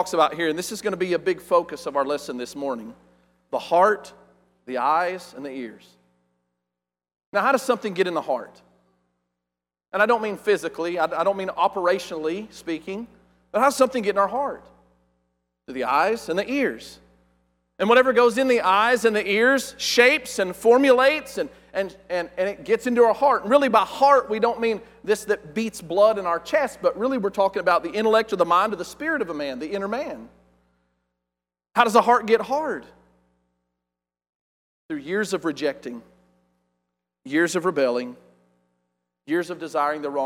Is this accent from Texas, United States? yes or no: yes; West Texas, United States; I'm from West Texas and we're uneducated